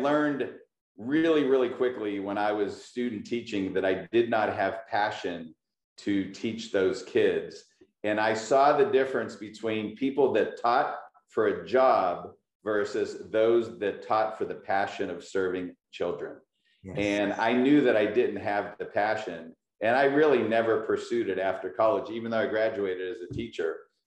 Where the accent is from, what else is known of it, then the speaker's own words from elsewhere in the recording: Pittsburgh, Pennsylvania, United States; moved away as an adult; now in California, United States; I'm very proud to be from Pittsburgh